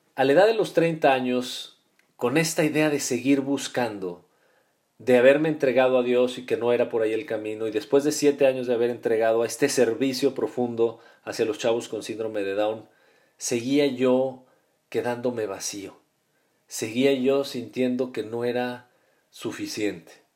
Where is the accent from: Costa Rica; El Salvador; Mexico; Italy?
Mexico; Guadalajara, Jalisco; also born or lived in Mexico City; nosotros nacimos en el Distrito Federal y nos cambiamos muy, muy chicos, yo tendría siete años, nos venimos a vivir a la ciudad de Guadalajara